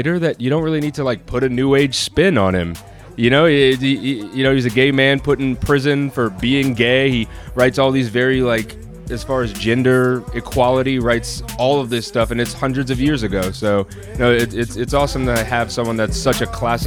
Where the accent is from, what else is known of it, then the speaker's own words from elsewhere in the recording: New York, United States; I was born in Queens